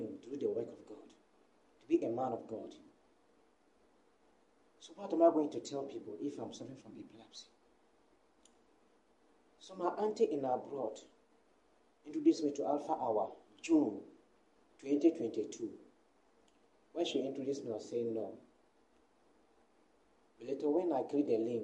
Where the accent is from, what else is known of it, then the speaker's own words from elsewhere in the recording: Sandima, Ghana; now in Accra, Ghana; Sandima, my hometown